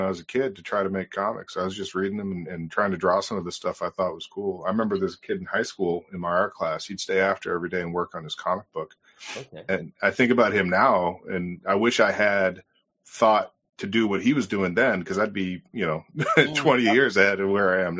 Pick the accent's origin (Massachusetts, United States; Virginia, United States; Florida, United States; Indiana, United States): Massachusetts, United States; North Shore, north of Boston; I've lived north of Boston in the North Shore area. Been here most of my life